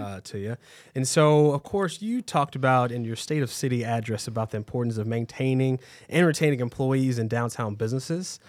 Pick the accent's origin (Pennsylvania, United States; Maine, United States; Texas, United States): Texas, United States; Waco; moved away as an adult; now in Cedar Rapids, United States; me growing up in, um, city of Waco, Waco, Texas